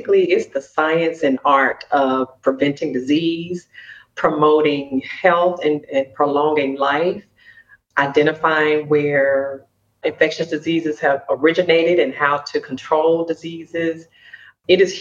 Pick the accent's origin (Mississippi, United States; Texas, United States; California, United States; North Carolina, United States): Mississippi, United States; Jackson; Born and raised in Jackson, Mississippi